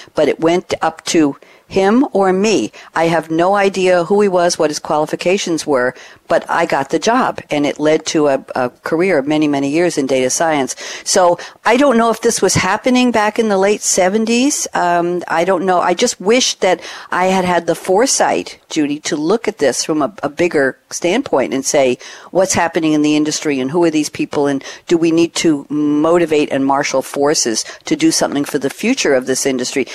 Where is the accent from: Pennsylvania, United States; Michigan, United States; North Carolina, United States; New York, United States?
New York, United States; moved away; I'm formerly from New York